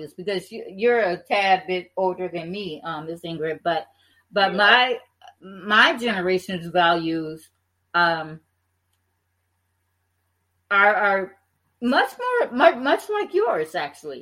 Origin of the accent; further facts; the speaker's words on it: Detroit, Michigan, United States; I'm from Detroit